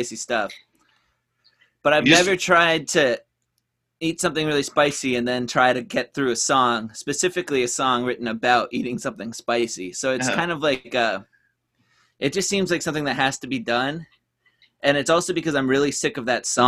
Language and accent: English; Iowa, United States; accent: New England; now in New Hampshire, United States; technically, I'm actually from Iowa. I was born in Iowa.